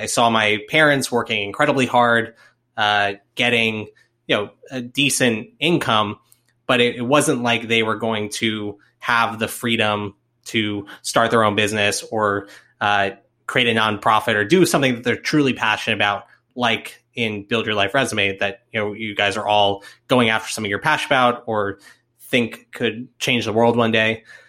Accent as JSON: {"language": "English", "region": "Florida", "country": "United States", "moved": "yes", "lives_now": "Atlanta, United States", "said": "am from Florida originally"}